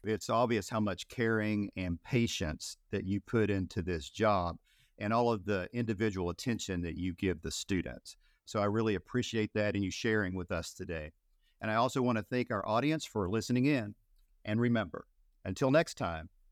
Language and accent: English; Appalachia, United States; I'm from Appalachia